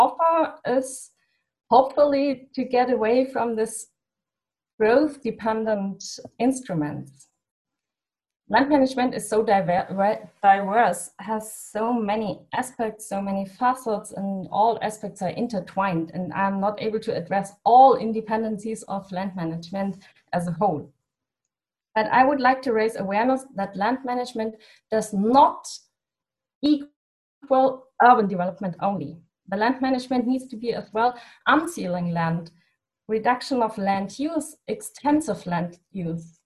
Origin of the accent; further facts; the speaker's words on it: Germany; in my home country, in my hometown, it's not a town